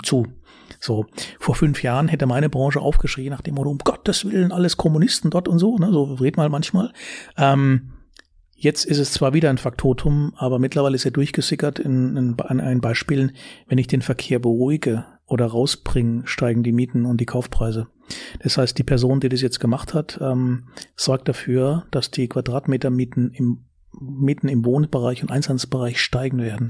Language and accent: German; Karlsruhe, Baden-Württemberg, Germany; accent: süddeutscher Singsang; moved away as an adult; also born or lived in Frankfurt Rhein-Main; now in Frankfurt, Germany; Ich komme aus Baden. Bin geboren in Karlsruhe. Ja. Äh, hört man vielleicht ab und zu.